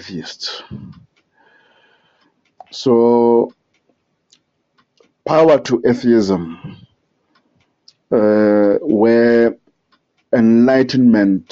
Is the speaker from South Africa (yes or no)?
yes; South Africa; I'm from South Africa, the Republic of South Africa.